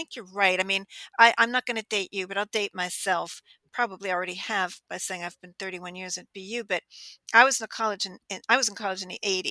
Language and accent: English; outside of Pittsburgh, Western Pennsylvania, United States; I grew up in Western Pennsylvania, outside of Pittsburgh